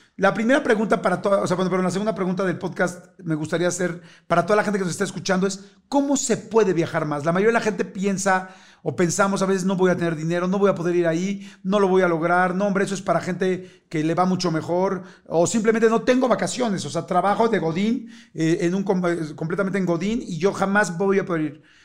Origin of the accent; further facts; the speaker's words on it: Mexico City, Mexico; yo soy de la Ciudad de México